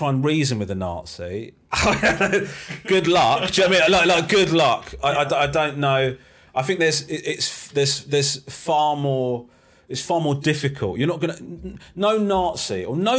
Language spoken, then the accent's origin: English; Crawley, South East England, United Kingdom; I was born in Crawley